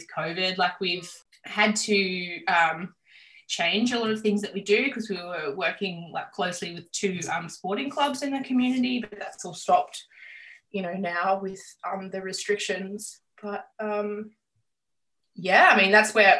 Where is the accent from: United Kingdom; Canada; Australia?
Australia; Campbelltown, New South Wales; moved away as an adult; also born or lived in Adelaide, Australia; I born and bred in Campbelltown. We grew up in St. Andrews.